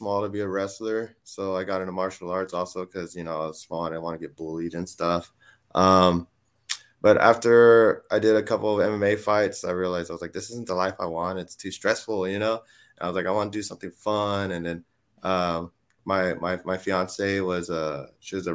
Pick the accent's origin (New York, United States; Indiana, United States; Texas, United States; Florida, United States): Texas, United States; San Antonio; also born or lived in Fairfield, California; I was born in Fairfield, California, but I moved to San Antonio since I was like four, so I was raised here, Texas